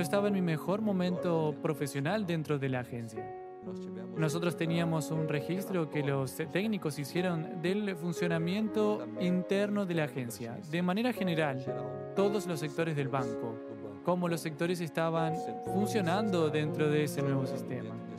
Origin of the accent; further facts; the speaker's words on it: Ubatuba, São Paulo, Brazil; Hoy trabajo al lado de mi ciudad porque soy de Ubatuba